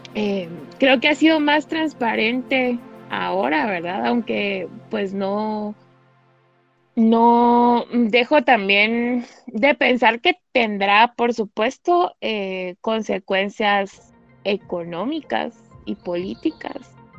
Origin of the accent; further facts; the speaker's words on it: Guatemala; nos interesan como guatemaltecos